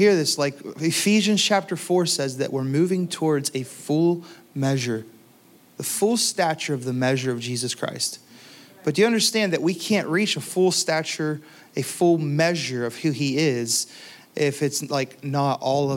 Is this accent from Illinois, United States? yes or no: no; Pittsburgh, Pennsylvania, United States; moved away; I'm from the Pittsburgh, Pennsylvania region